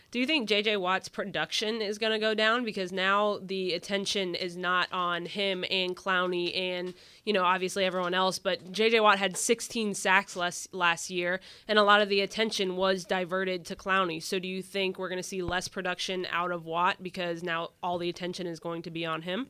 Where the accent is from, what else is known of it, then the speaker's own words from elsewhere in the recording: Texas, United States; I'm from Texas